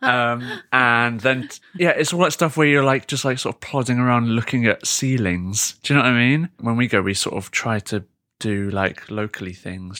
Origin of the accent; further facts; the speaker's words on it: United Kingdom; am I so pathetic as a Brit